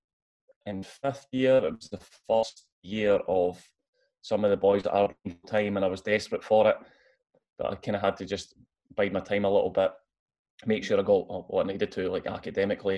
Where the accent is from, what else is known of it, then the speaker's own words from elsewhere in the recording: Arbroath, Scotland, United Kingdom; So I'm from Arbroath originally. So I lived there all my life up until I moved to Hearts when I was 18. So yeah, born and bred in Arbroath